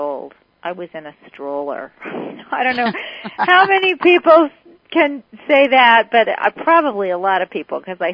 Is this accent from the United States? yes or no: yes; Kansas City, United States; I grew up in Kansas City